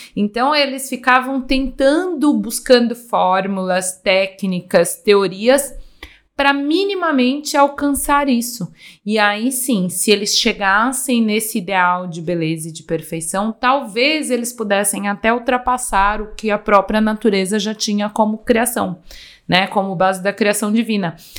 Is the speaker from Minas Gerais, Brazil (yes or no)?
yes; Minas Gerais, Brazil; da terra, né, onde eu nasci, que é uma terra realmente banhada por belezas, Minas Gerais tem muitas cachoeiras